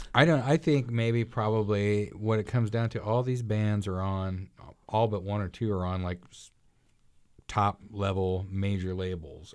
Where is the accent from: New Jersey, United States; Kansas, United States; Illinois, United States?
Kansas, United States; Arkansas City; my hometown, Ark City